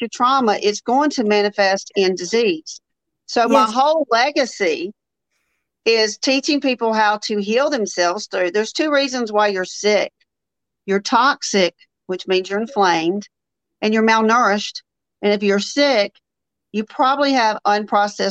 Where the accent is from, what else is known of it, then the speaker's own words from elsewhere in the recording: Jackson, Mississippi, United States; now in Birmingham, United States; I'm from Jackson, Mississippi. I live in Birmingham, Alabama.